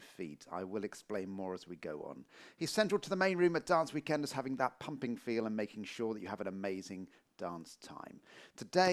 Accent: Portsmouth, South East England, United Kingdom; moved away; I'm from Portsmouth originally

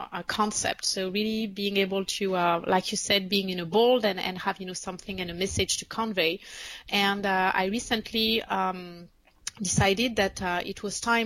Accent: France; English is a second language; moved away as an adult; also born or lived in United States; now in Paris, France; I am French, and I was born and raised in France, and I moved to the United States 11 years ago

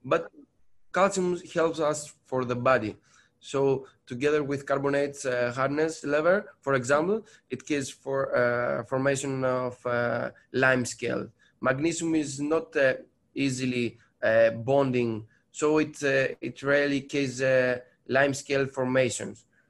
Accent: Patras, Western Greece, Greece; now in Athens, Greece; I'm from Greece, sure. I'm, I'm coming from Patras, another place of, of Greece, but now I'm, I'm here in Athens

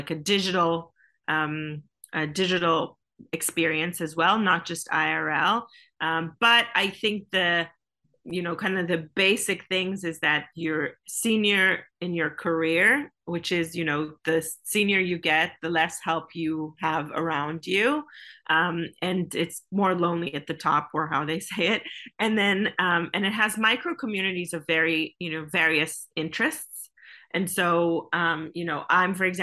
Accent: Israel; I come from Israel, which is like called Startup Nation

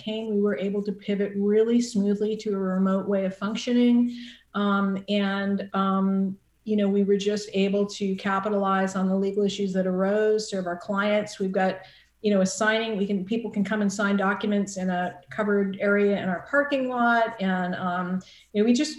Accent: Boston suburbs, Massachusetts, United States; moved away as an adult; now in Santa Barbara, United States; I, like you, am from Massachusetts, the Commonwealth of Massachusetts, but I'm from the Boston suburbs. And my family's still back there

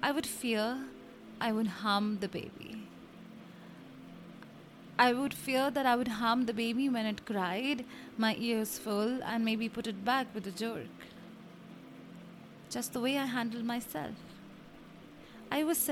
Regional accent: India; I come from India, and a lot of Indian families have on an average of 4 to 8 people living together. We are 7

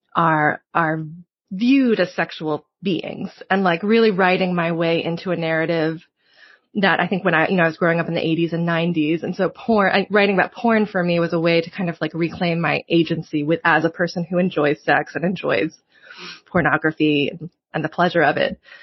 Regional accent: Provincetown, Massachusetts, United States; I grew up also in Provincetown, like spending kind of like half my year there as a kid.

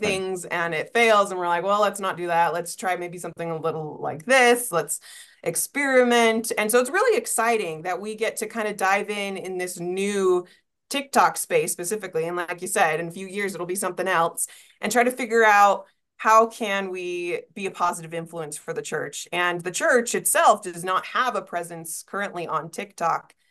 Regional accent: East Coast, United States; moved away; also born or lived in Utah; I grew up on the East Coast

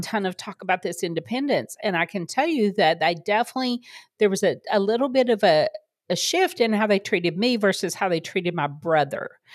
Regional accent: the South, United States; I grew up in the South, for people who don't know, um, very conservative Bible Belt

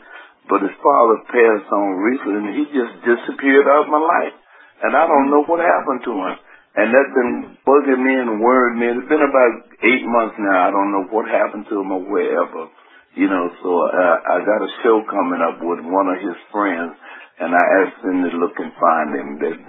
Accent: Virginia, United States; And he came from Carolina. I came from Virginia. We joined the … together.

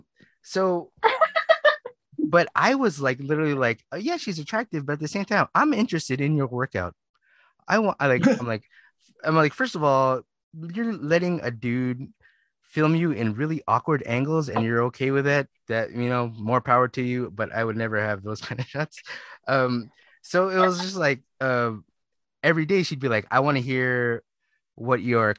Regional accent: Philippines; I listen to a lot of hip hop and, you know, slow jams because I'm Filipino.

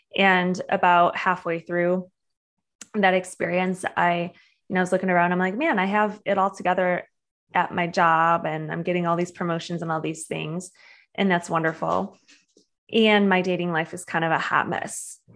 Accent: Michigan, United States; moved away; I'm from Michigan originally

